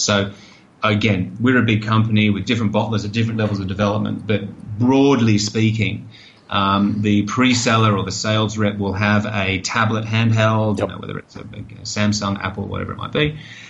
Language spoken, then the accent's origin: English; Australia; You know, I'm Australian, right? So if you're down on Bondi Beach, you're going to sell more water in summer than you do in winter.